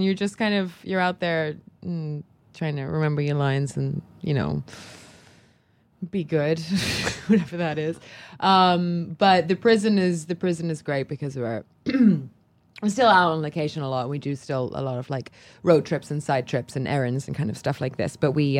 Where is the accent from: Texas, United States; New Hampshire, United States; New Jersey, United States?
New Jersey, United States; Cherry Hill; also born or lived in London; Everybody kind of assumes that I am Australian because my accent will kind of, I guess when you combine Cherry Hill and London, you get Australia.